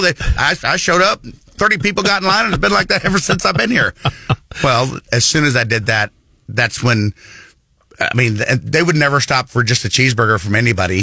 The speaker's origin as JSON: {"language": "English", "region": "Missouri", "country": "United States", "tie": "born or raised there", "also_born_or_lived": "northern Iowa", "said": "I was born in northern Iowa. Uh, orphaned as a young child, um, went through a few foster homes, ended up moving here to Missouri when I was nine years old with an uncle"}